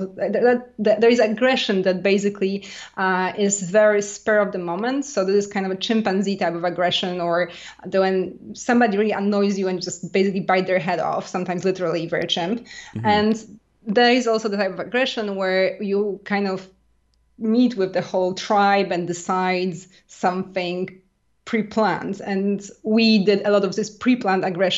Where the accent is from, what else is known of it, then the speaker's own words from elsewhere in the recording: Poland; now in France; I grew up in a very small village in middle of Poland